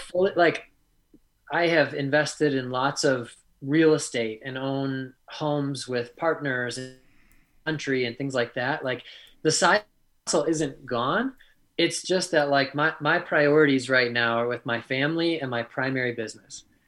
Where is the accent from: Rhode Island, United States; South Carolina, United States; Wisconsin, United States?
Wisconsin, United States; the humility that you learn while growing up in Wisconsin